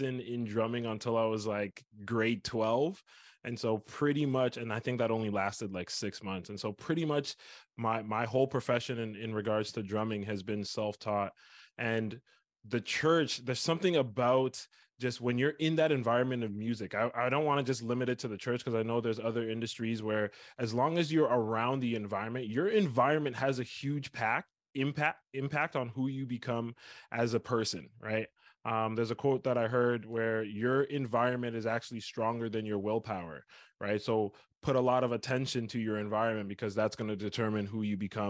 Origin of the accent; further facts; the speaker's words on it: Scarborough, Ontario, Canada; I was born and raised in Ontario, Canada, a small place called Scarborough